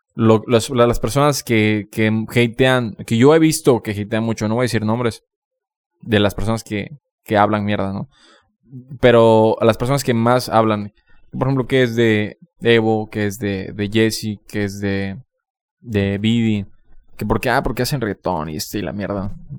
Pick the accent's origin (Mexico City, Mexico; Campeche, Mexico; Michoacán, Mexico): Campeche, Mexico; moved away as an adult; also born or lived in Mérida; yo cuando me fui de Campeche hace cinco años